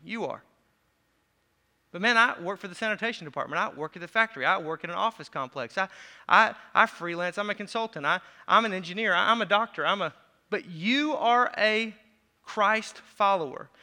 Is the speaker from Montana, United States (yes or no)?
no; Racine County, south Wisconsin, United States; I'm from Racine County. That's where the accent comes from, just south Wisconsin.